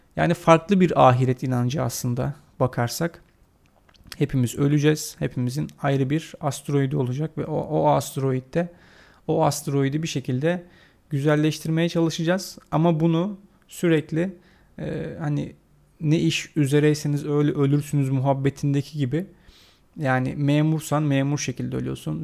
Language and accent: Turkish; Turkey; Biz Türkler olarak